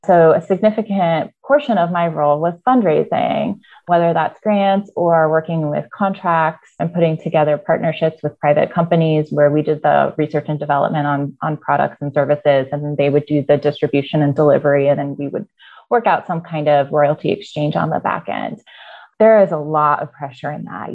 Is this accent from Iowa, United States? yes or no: yes; Iowa, United States; also born or lived in Arizona; I was born in Arizona and grew up in Iowa. So, I moved from Arizona to Iowa very early on, about five